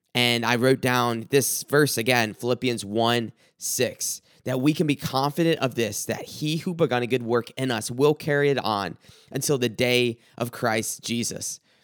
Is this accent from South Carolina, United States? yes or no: yes; South Carolina, United States; growing up in South Carolina